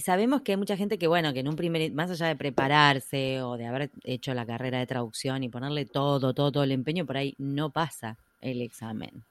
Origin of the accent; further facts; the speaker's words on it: Argentina; siendo argentina